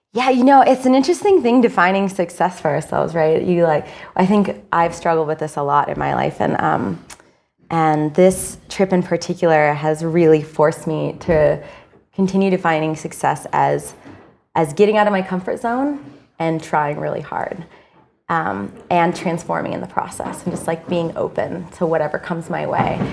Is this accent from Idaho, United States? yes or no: yes; Idaho, United States; I grew up in Idaho